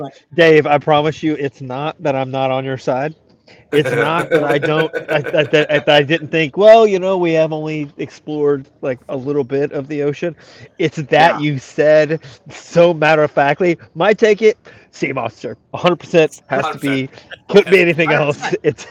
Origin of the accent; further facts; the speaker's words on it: United Kingdom; accent: British; That's real British. It's not as Australian as I would like, but it's the accent I have.